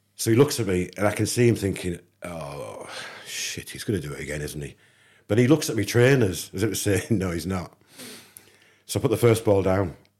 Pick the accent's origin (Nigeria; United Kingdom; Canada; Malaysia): United Kingdom; England; I'm an English kid